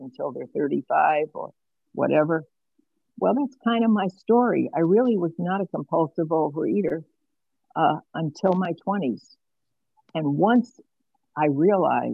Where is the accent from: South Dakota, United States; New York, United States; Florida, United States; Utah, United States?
New York, United States; New York City; now in Geneva, Illinois, United States; I was born in Brooklyn in New York in 1945